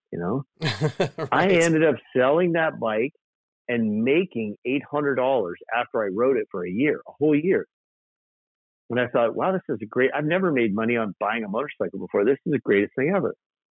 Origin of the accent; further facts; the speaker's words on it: South Dakota, United States; "Where are you from?" And I said, "South Dakota."